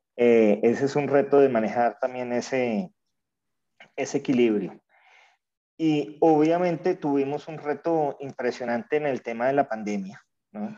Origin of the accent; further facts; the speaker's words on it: Colombia; also born or lived in Venezuela; yo como colombiano lo viví